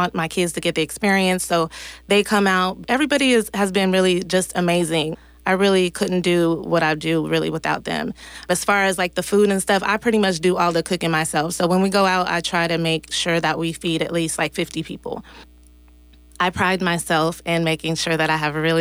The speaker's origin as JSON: {"language": "English", "town": "Richmond", "region": "California", "country": "United States", "tie": "born or raised there", "lives_now": "Antioch, United States", "said": "I'm originally from Richmond, California. I've been out here for about 22 years, though I came out here when I was like 13"}